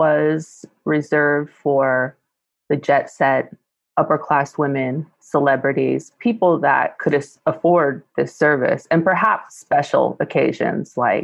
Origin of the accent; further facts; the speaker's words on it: West Coast, United States; where I'm coming from growing up on the West Coast